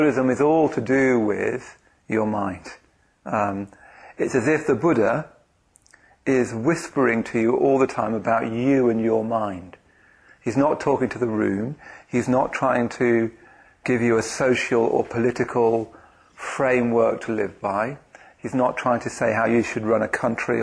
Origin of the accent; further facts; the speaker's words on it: London, United Kingdom; I come from Bethnal Green in the east end of London